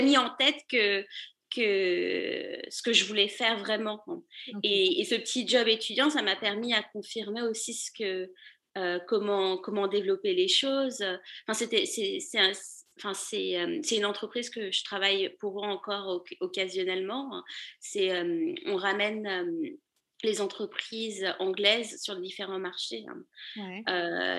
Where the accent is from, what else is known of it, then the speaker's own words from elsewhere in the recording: Paris, Île-de-France, France; moved away as an adult; also born or lived in Lille, France; now in New York, United States; J'habite à, New York maintenant, mais je suis une ancienne parisienne, je suis née à Paris